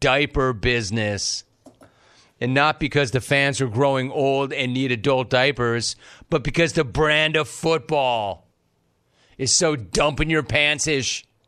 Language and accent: English; Southern California, United States; I grew up in Southern California.